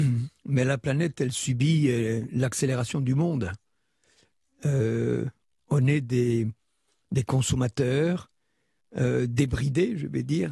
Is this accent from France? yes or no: yes; Tarn, Occitania, France; J'ai encore passé quelques jours chez moi dans le Tarn